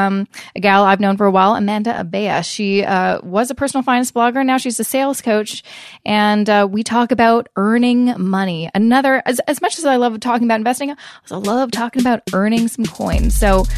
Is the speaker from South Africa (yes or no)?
no; Canada; I'm obviously Canadian